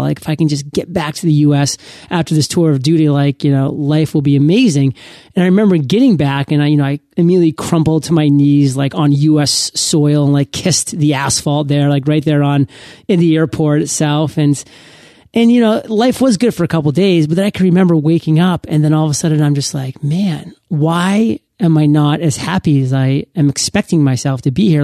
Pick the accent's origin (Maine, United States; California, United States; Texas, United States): Maine, United States; moved away; I went back home to my home state in Maine